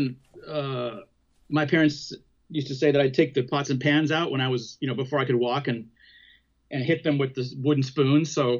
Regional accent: Riverside, California, United States; I was raised in Riverside, California

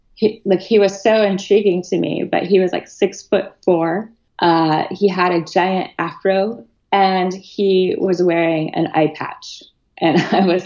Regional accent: Boulder, Colorado, United States; I grew up outside of Boulder, Colorado

